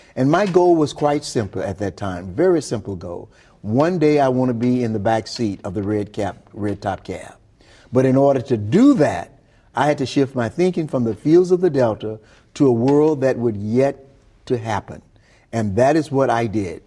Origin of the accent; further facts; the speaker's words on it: Glen Allan, Mississippi, United States; Glen Allen, Mississippi, where I grew up.